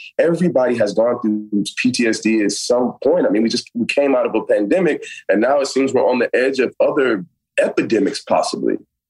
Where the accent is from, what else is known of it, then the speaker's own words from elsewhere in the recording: Miami, Florida, United States; now in Los Angeles, United States; I'm a kid that's from the South. I'm from Miami, Florida. I'm from the real Miami, man. I'm from Carroll City.